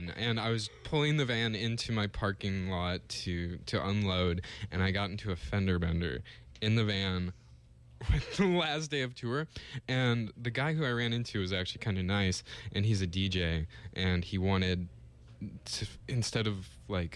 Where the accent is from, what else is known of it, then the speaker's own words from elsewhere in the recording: the Northwest, Pacific Northwest, United States; I grew up in the Northwest